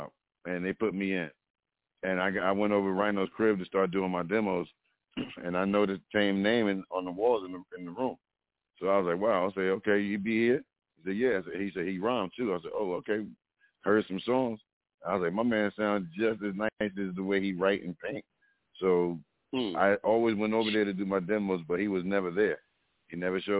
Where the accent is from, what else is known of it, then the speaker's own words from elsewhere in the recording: East Orange, New Jersey, United States; I grew up in East Orange